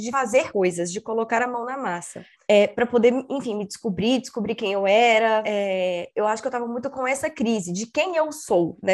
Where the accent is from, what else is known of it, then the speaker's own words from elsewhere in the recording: Espírito Santo, Brazil; moved away as an adult; also born or lived in Belo Horizonte; Eu sou capixaba, sou do Espírito Santo